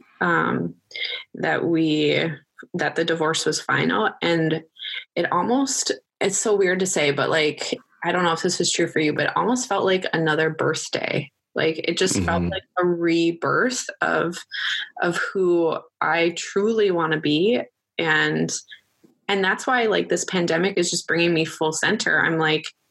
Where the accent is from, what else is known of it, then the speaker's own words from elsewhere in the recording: Wisconsin, United States; moved away as an adult; also born or lived in Minnesota; I moved back home to Wisconsin from Minnesota